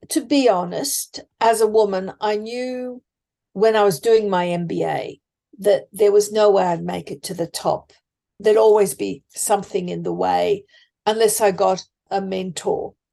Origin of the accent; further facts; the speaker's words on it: Sydney, New South Wales, Australia; I come from Sydney.